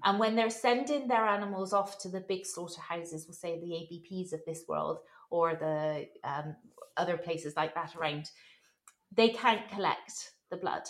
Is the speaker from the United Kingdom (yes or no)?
yes; Bristol, South West England, United Kingdom; moved away as an adult; now in West Cork, Ireland; I'm from Bristol in southwest England originally. Um, I've been living here since 2005